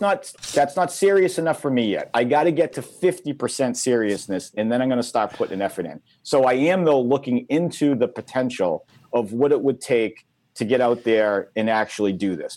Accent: Massachusetts, United States; my home state

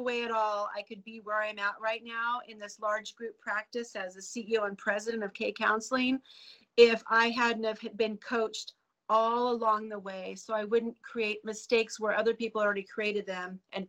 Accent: California, United States; now in Idaho, United States; I was born and raised in California, came up to Idaho

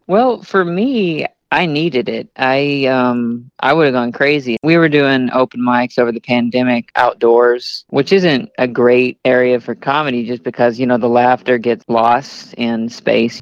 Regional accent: Arkansas, United States; now in Kansas City, United States; I'm from Arkansas and there's nothing there, absolutely nothing

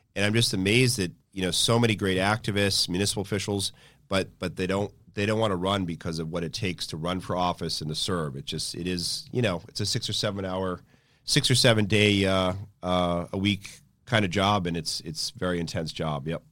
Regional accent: Acton, Massachusetts, United States; I grew up in Acton

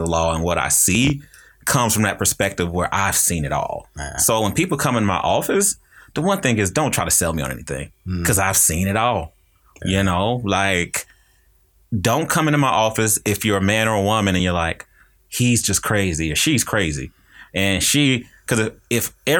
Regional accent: Kansas City, Kansas, United States; also born or lived in North Carolina; I am from the dot. So Frank Rush and Rosedale Middle School. And then I went to Sumner Academy

